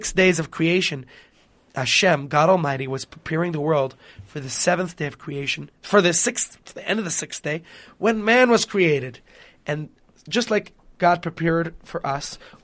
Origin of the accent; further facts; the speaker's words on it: New York, United States; I am from New York